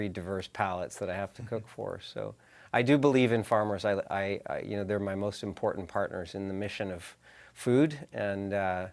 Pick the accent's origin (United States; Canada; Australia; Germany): Canada; Okanagan, British Columbia; also born or lived in Vancouver Island; I was born in the Okanagan. I live in the Okanagan, but I spent years on Vancouver Island and years on the south coast of this province